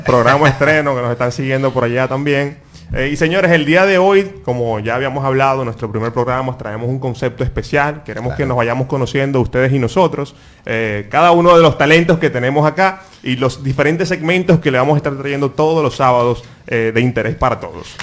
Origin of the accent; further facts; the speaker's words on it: Dominican Republic; como buen dominicano, el que, que, con el que me crié eh, fue la, pelota, jugando pelota